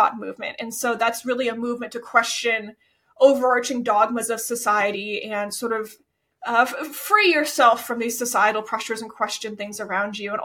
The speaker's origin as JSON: {"language": "English", "region": "Florida", "country": "United States", "tie": "born or raised there", "said": "I grew up in Florida"}